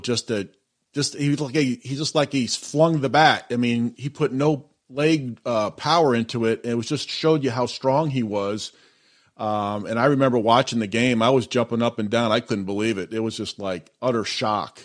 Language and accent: English; Massachusetts, United States; I grew up in the Massachusetts area, so I would go see the Red Sox play in the in the 80s.